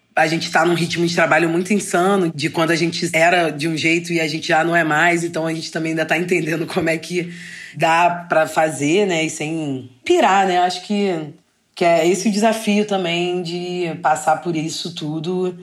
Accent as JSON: {"language": "Portuguese", "region": "Rio de Janeiro", "country": "Brazil", "said": "eu sou carioca"}